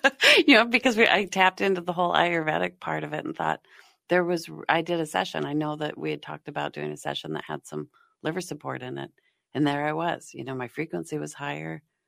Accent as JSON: {"language": "English", "town": "Golden", "region": "Colorado", "country": "United States", "tie": "born or raised there", "also_born_or_lived": "Boulder, Colorado", "moved": "yes", "lives_now": "Minnesota, United States", "said": "I grew up in Golden, Colorado"}